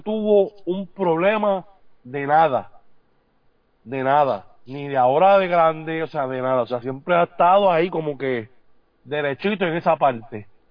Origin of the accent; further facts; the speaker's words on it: San Juan, Puerto Rico; yo salí de ahí, yo me crié ahí